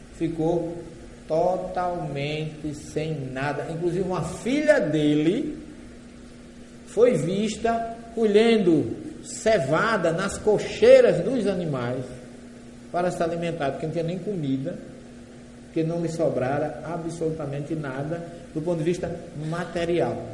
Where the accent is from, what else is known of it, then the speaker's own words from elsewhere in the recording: Northeast Region, Brazil; accent: nordestino; eu falo a língua dele, logicamente com sotaque nordestino